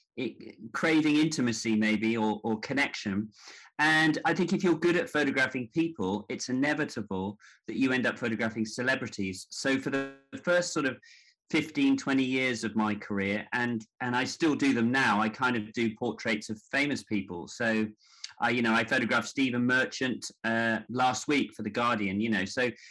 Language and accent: English; Devon, South West England, United Kingdom; moved away as an adult; also born or lived in New York / Hackney, London; i grew up in devon although I was born in New York